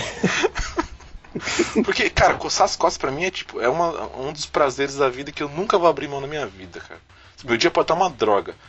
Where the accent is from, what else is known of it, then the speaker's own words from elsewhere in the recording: Brazil; A gente é brasileiro